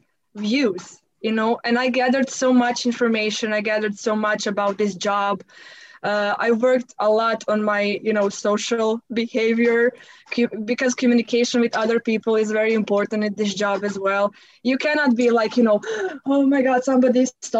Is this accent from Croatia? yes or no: yes; Croatia; first language Croatian; English is a second language; in my native language, in Croatian